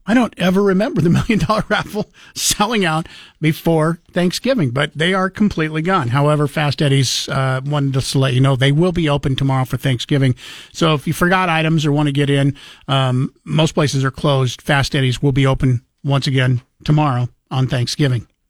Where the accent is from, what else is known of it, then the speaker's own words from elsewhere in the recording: Moscow, Idaho, United States; also born or lived in Genesee, Idaho / Nezperce, Idaho; I was born in Moscow and raised around uh, Genesee, which is just outside of Moscow, uh, up until I was in fourth grade